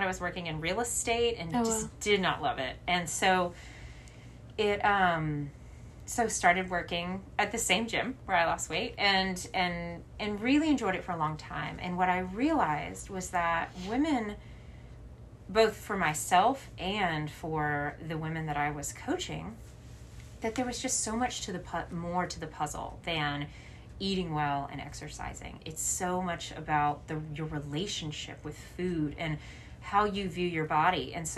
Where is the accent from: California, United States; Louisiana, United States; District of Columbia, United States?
Louisiana, United States; So I grew up in Louisiana, and I think that's relevant just because the people that live down in the South, for the most part, are not healthy.